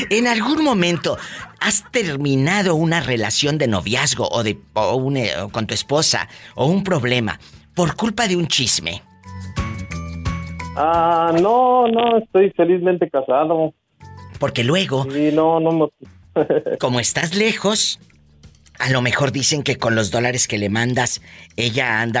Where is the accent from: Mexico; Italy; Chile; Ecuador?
Mexico; Irapuato, Guanajuato; Soy de, Irapuato, Guanajuato.